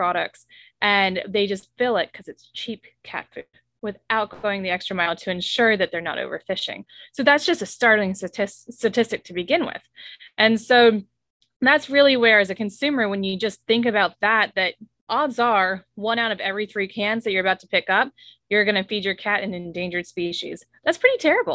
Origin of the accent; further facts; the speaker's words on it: South Louisiana, United States; we're from South Louisiana